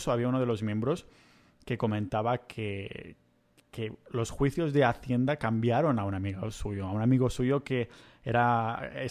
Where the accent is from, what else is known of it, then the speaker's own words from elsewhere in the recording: Spain; moved away as an adult; Y es uno de los motivos por los que yo me fui de España. y uno de los motivos por los que no pienso volver